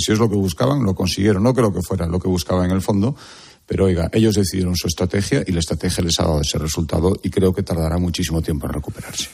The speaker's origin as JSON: {"language": "Spanish", "region": "Galicia", "country": "Spain", "said": "somos todos los gallegos"}